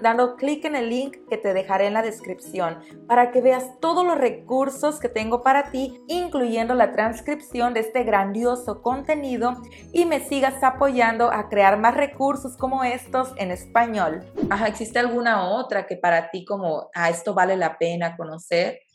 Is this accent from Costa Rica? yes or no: no; Mexico; como mexicano